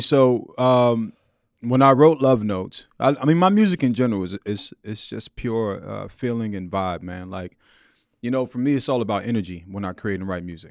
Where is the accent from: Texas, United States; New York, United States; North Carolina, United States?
New York, United States; New York City; Born and raised in Queens, mm-hmm. in uh, Jamaica, Queens, South Jamaica, Queens